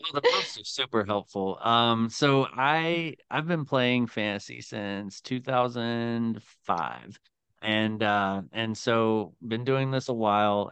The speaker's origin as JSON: {"language": "English", "region": "Tennessee", "country": "United States", "also_born_or_lived": "Northeast Ohio", "moved": "yes", "lives_now": "Ohio, United States", "said": "I am originally from Tennessee"}